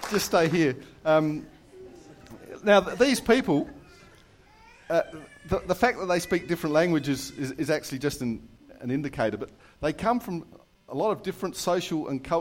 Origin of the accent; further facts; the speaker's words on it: London, United Kingdom; born there; I, actually came from another country as well. Uh, I was born in, I was born in London.